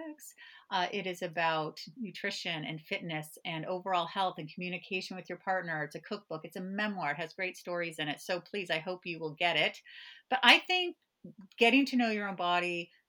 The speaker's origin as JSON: {"language": "English", "region": "California", "country": "United States", "tie": "born or raised there", "moved": "yes", "said": "I grew up in California"}